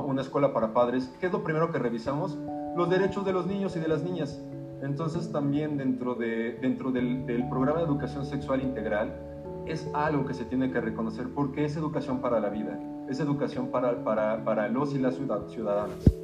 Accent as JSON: {"language": "Spanish", "country": "Mexico", "said": "mexicanos, mexicanas"}